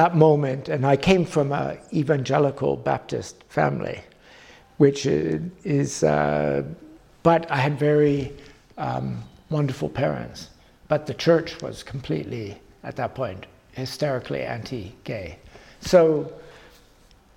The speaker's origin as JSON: {"language": "English", "country": "Canada", "tie": "born or raised there", "moved": "as an adult", "lives_now": "London, United Kingdom", "said": "being a Canadian in London"}